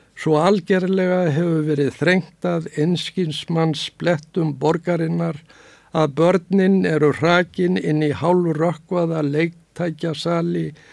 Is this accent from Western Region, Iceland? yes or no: no; Reykjavík, Capital Region, Iceland; Ég fættur og uppalinn í bakhúsi við Bergstæðastrætið